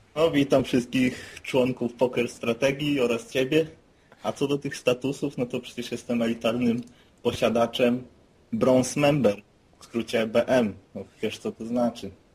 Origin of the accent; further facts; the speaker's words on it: Szczecin, West Pomeranian Voivodeship, Poland; z nadmorza, czyli ze Szczecina